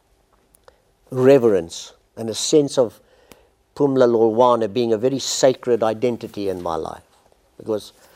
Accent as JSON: {"language": "English", "town": "Port Elizabeth", "region": "Eastern Cape", "country": "South Africa", "said": "into my region, Port Elizabeth, the Eastern Cape, which I know very well."}